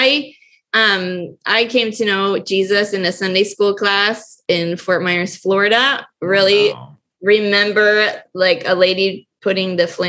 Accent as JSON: {"language": "English", "town": "Quito", "region": "Pichincha", "country": "Ecuador", "tie": "born or raised there", "said": "Mark grew up in Argentina and I grew up in Quito, Ecuador."}